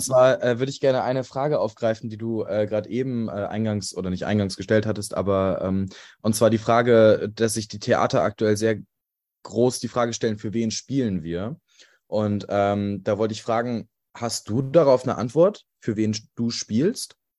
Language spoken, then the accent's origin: German; Germany; ich komme aus Deutschland